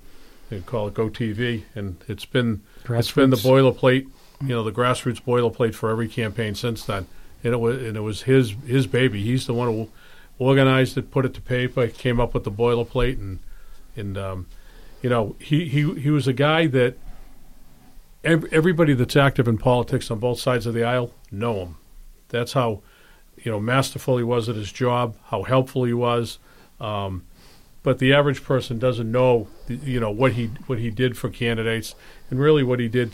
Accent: Abington, Massachusetts, United States; I grew up in Abington

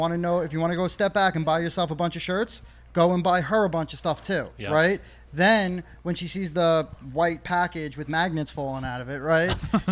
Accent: New York, United States; I'm not actually native to Chicago, right? I'm a New Yorker, although you would think I'm from Chicago with the amount of clothes that I have

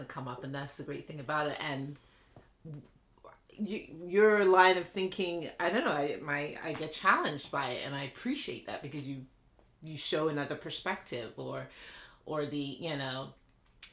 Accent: London, United Kingdom; now in United States; I was born in England, East London. So it's like a working class area, very diverse.

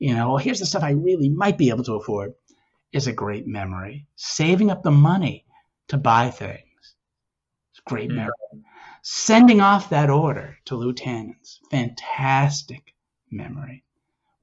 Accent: Newton, Massachusetts, United States; I grew up in the Boston area, Newton, Mass

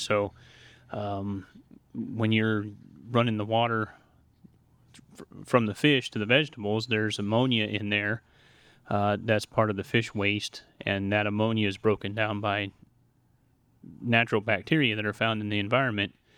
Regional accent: Montana, United States; moved away as an adult; I grew up in the Pacific Northwest in Montana

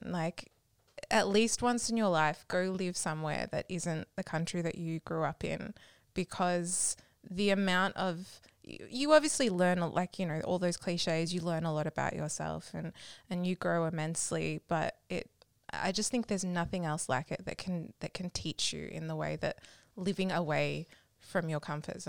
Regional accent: Australia; also born or lived in United States / Malaysia; I was born in the States and I moved... Then we moved from the US to Malaysia. Then we moved to Australia by the time I was six.

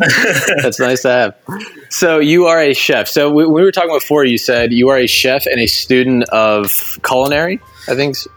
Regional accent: New Jersey, United States; Growing up in South Jersey, there was a lot of Italians around, and like my family was Irish

